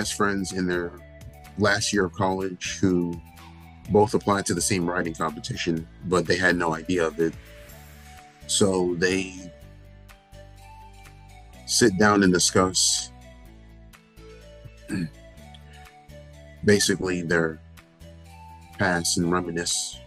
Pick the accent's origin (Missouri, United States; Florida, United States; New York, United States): Florida, United States; Pembroke Pines; I'm born and raised in Pembroke Pines, Florida